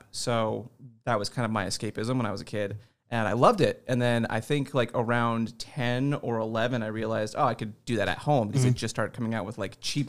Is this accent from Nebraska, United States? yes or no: yes; Nebraska, United States; born there; No, I was born in Nebraska and I kind of globetrotted for 18 years.